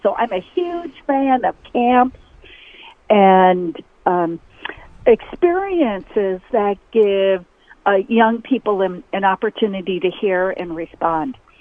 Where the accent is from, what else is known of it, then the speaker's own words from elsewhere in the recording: North Dakota, United States; moved away as an adult; also born or lived in Sioux Falls, South Dakota; I left North Dakota, went to university, went to a private Christian